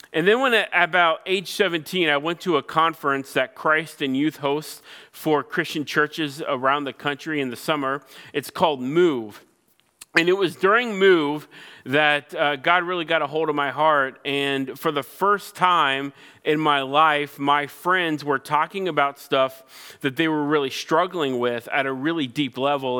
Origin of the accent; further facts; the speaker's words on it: Cincinnati, Ohio, United States; I grew up in Cincinnati, Ohio, the birthplace of Major League Baseball